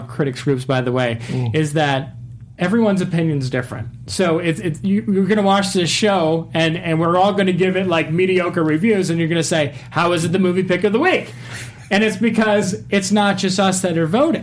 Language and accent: English; United States; I grew up here in the States